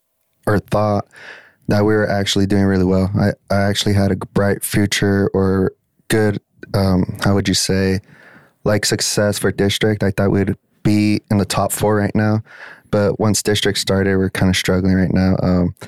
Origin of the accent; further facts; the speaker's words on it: Amarillo, Texas, United States; now in Borger, United States; I was born and raised in Amarillo.